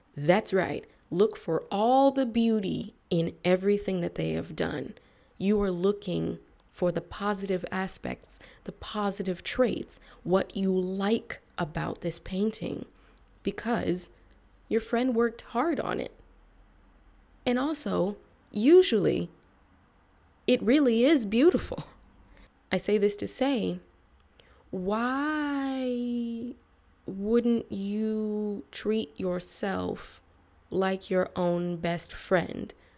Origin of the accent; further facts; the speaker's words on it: United States; my reputation as an American and especially as a Black American